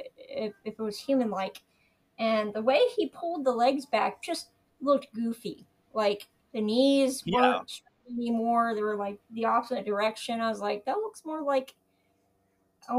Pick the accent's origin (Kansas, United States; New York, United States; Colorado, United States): Kansas, United States; I grew up in Kansas